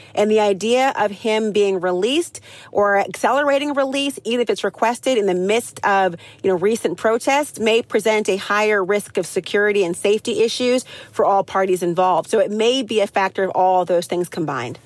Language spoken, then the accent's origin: English; St. Paul, Minnesota, United States; moved away; I was raised in St. Paul